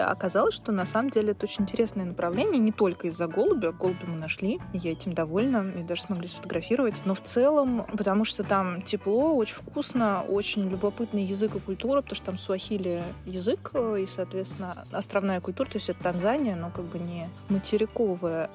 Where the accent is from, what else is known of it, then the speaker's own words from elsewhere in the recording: Russia; мы из России